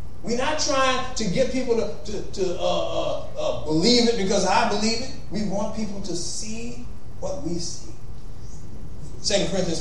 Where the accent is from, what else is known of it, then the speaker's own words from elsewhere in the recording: Compton, California, United States; also born or lived in Los Angeles / San Francisco; I was born in L.A. I was there 2 years, moved to Compton. I was there 18 years until I met my wife.